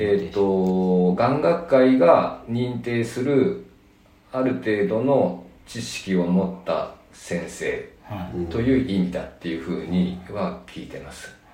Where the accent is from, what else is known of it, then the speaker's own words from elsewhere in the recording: Nagano, Japan; now in Tokyo, Japan; 僕は長野の出身ですね